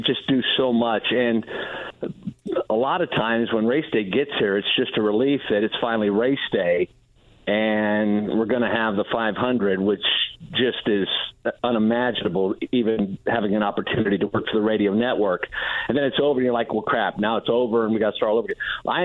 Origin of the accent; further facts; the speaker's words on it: Delphos, Ohio, United States; The A&W in Delphus, Ohio, my hometown